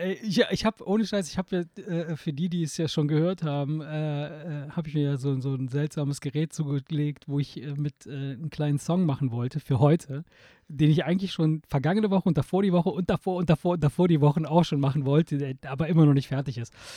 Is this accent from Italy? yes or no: yes; Italy; now in Germany; bei uns in Italien